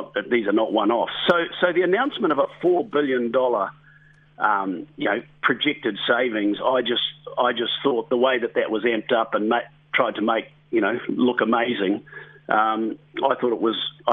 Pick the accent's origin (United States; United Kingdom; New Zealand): New Zealand; we are proud Kiwis